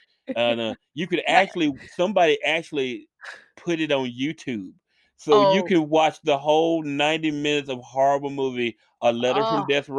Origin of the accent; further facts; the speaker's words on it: Memphis, Tennessee, United States; I'm from Memphis, Tennessee